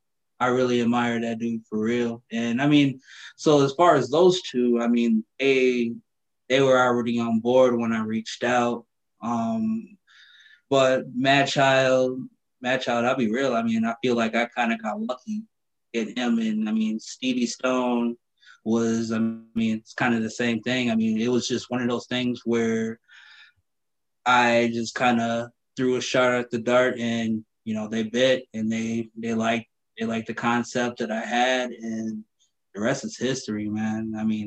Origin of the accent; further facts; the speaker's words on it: Minnesota, United States; Well, growing up, man, in Minnesota, I kind of grew up everywhere. I bounced around like a basketball.